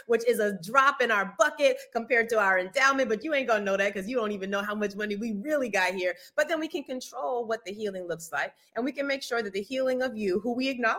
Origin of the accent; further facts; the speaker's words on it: United States; I'm Black-American